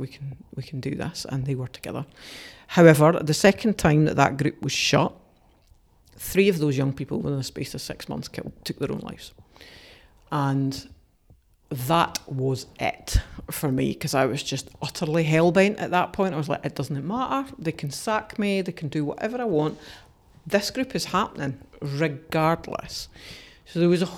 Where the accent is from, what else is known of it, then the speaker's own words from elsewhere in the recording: Dumfries, Scotland, United Kingdom; I hadn't had a good experience growing up in Dumfries